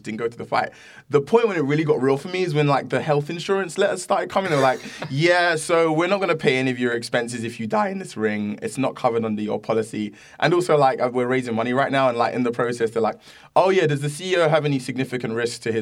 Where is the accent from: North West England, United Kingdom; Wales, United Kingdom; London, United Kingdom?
London, United Kingdom; moved away as an adult; also born or lived in Camberwell / Catford / Greenwich; now in United States; I grew up in South London